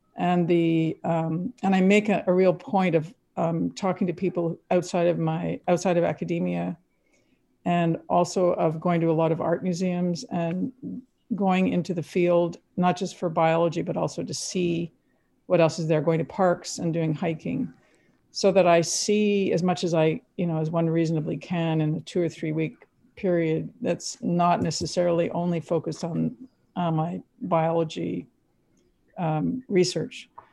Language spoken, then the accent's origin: English; Quebec, Canada; now in United States; I grew up in Quebec. I've s-, spoke really fluent French at the time